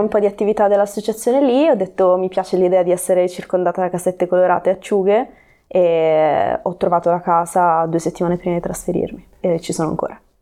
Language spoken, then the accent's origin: Italian; Reggio Calabria, Calabria, Italy; moved away as an adult; also born or lived in North Wales / Cornwall; now in Genoa, Italy; io quindi sono nata e cresciuta a Reggio Calabria